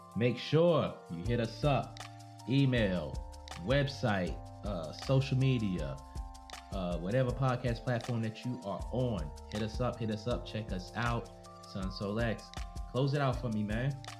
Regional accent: New York, United States; a New Yorker, so I'm a New Yorker

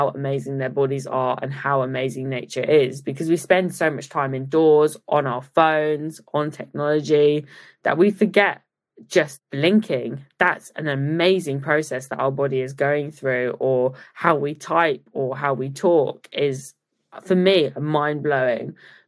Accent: Leicester, East Midlands, United Kingdom; born there; also born or lived in Oakham / Japan / Italy / Dubai; So I was born in Leicester, moved to Oakham, lived in Japan for 3 years, spent some time in Italy, Dubai. And I think when my dad finally stopped being captain, we moved to Cambridge

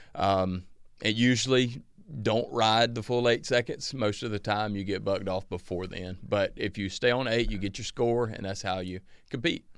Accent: Northeast Georgia, United States; growing up in the Northeast Georgia town I grew up

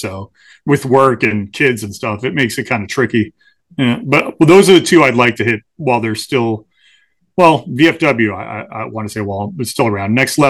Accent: Morristown, New Jersey, United States; from Morristown originally.

